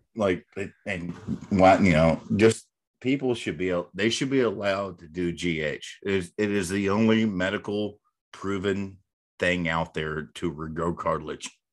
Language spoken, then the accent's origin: English; North Texas, United States; growing up in North Texas